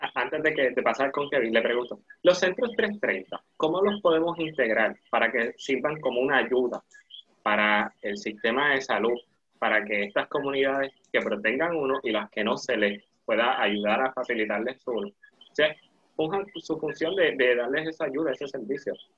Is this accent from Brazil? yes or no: no; Puerto Rico; la identidad de nosotros como puertorriqueños